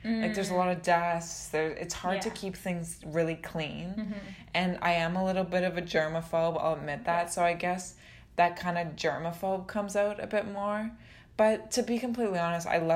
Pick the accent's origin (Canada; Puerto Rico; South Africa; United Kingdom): Canada; London, Ontario; also born or lived in Toronto; I grew up in London, Ontario